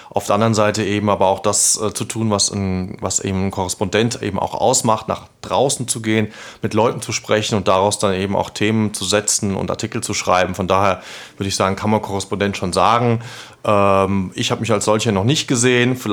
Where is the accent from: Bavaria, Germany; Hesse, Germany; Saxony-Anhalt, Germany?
Hesse, Germany; weil ich bin ein Kind der Region, ich bin hier groß geworden und äh, wenn man von meinem Heimatort auf die, äh, nach Frankfurt guckt, dann sieht man die Skyline